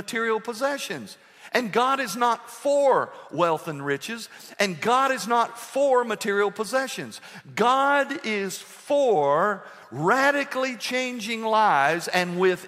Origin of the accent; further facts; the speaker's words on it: United States; I'm an American